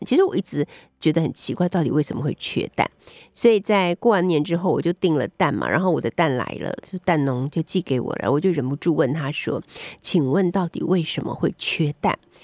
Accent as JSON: {"language": "Chinese", "country": "Taiwan", "said": "我们台湾人"}